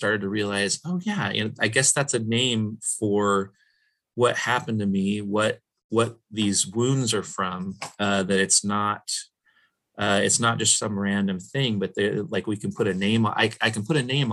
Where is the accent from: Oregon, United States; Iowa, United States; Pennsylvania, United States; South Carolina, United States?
Oregon, United States; Portland; I'm from Portland